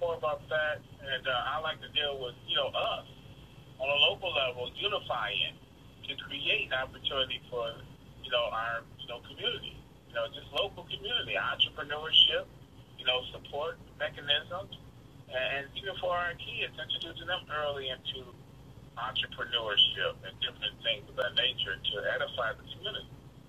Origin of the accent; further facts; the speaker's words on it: Millbrook, Alabama, United States; I'm from Alabama, Millbrook, Alabama.